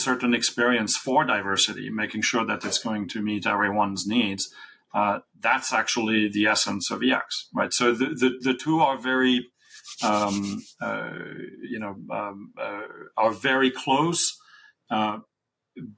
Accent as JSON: {"language": "English", "country": "France", "tie": "born or raised there", "said": "I was born in France in the '60s."}